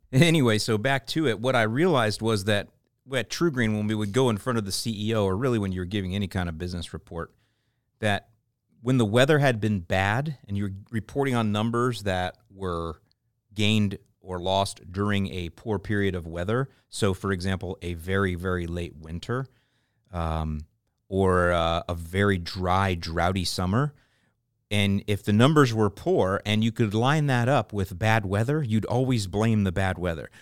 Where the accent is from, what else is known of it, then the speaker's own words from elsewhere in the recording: St. Petersburg, Florida, United States; I was born in Pinellas County, and, uh, my lawn growing up was Bahia. Most of the lawns in my neighborhood were. I grew up off of forty-sixth Street and twenty-third Avenue North.